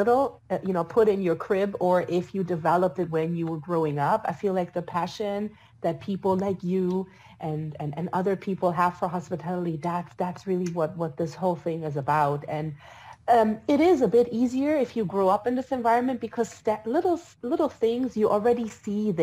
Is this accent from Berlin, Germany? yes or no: yes; Berlin, Germany; moved away; also born or lived in Switzerland; I was born and raised in Germany.